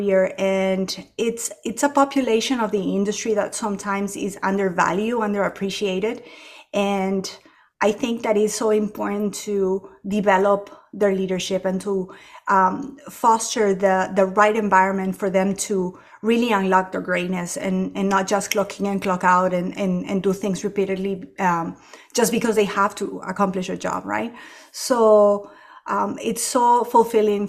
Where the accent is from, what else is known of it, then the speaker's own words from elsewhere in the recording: Ecuador; moved away as an adult; now in United States; I was born and raised in Ecuador, and our apartment actually faced the back fence of the airport